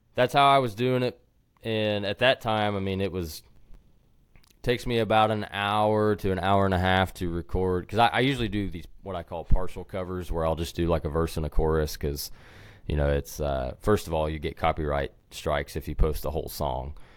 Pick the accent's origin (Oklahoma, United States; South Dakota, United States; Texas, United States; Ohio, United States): Oklahoma, United States; Sand Springs; also born or lived in Wisconsin; I'm from Sand Springs, Oklahoma originally, which is just west of Tulsa. And, uh, spent my whole life there until I went to college